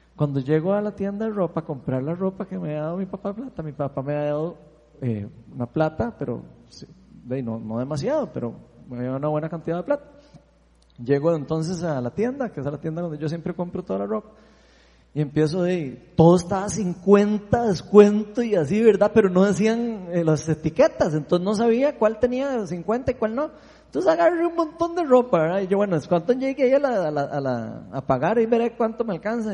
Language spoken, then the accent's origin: Spanish; Costa Rica; somos ticos